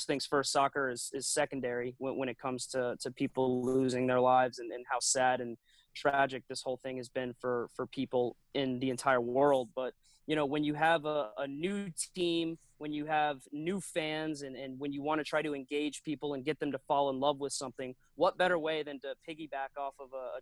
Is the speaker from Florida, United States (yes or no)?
yes; Florida, United States; now in Nashville, United States; I grew up in Florida, where you have very devastating hurricanes